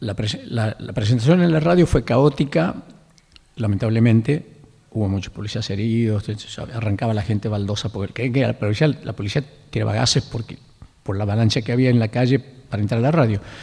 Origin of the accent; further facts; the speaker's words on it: Lules, Tucumán, Argentina; moved away; el ingenio Mercedes, que es el pueblo donde yo nací, el Lules